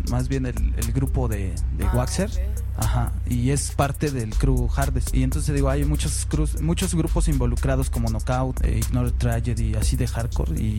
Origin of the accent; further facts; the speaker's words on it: Guadalajara, Jalisco, Mexico; now in Mexico City, Mexico; yo este llegué a la ciudad, yo soy de Guadalajara y me trajeron aquí a la ciudad a los barrios de Pantitlán